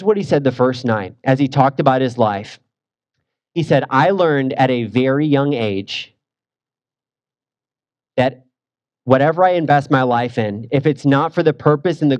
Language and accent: English; St. Louis, Missouri, United States; moved away; So I am from St. Louis. So the big question growing up in that town is, what high school did you go to?